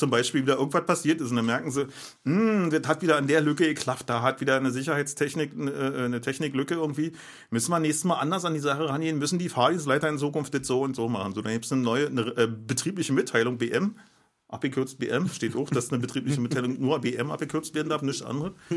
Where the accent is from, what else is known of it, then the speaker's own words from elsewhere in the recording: Berlin, Germany; ich bin Berliner